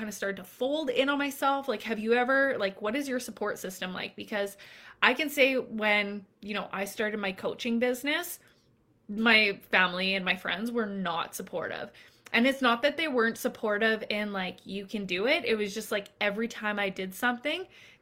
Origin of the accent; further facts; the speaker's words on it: Canada; I'm Canadian